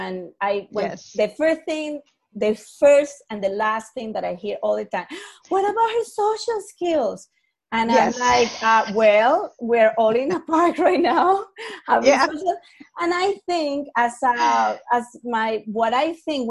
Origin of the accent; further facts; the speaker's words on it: Caracas, Capital District, Venezuela; moved away; I come from Caracas, Venezuela